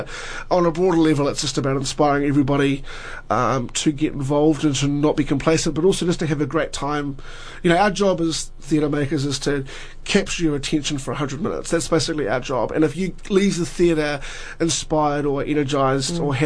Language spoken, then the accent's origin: English; New Zealand; in New Zealand